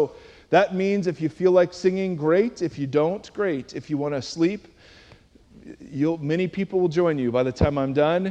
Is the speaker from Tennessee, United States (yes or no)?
no; Cleveland, Ohio, United States; I'm from Cleveland, Ohio